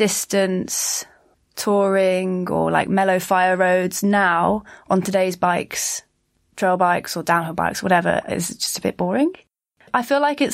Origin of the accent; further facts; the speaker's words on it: Bristol, South West England, United Kingdom; I'm from Bristol